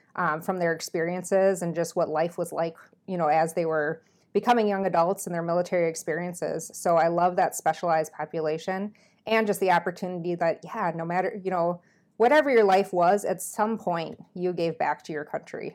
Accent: Minnesota, United States; moved away as an adult; now in Iowa, United States; I'm from Minnesota

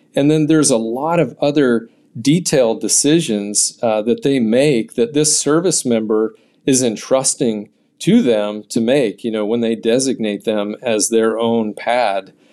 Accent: California, United States; I grew up in California

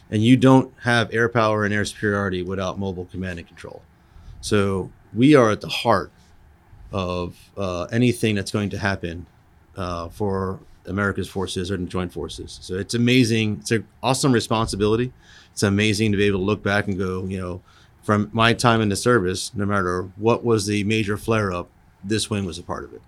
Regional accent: Long Island, New York, United States; moved away; I grew up in Long Island, New York

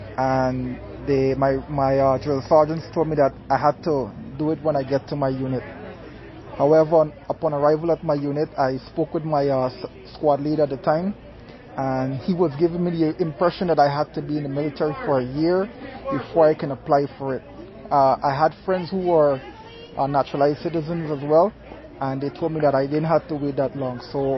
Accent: Georgetown, Demerara-Mahaica, Guyana; moved away as an adult; also born or lived in Texas; I was born and raised in Georgetown, Guyana.

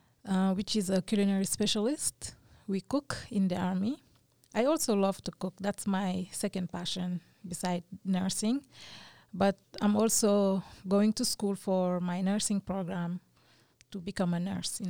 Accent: Senegal; moved away as an adult; now in United States; I grew up in Senegal. I have high school in Senegal.

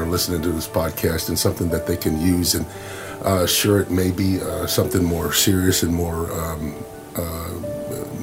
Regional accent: Detroit, Michigan, United States; moved away as an adult; growing up in Detroit

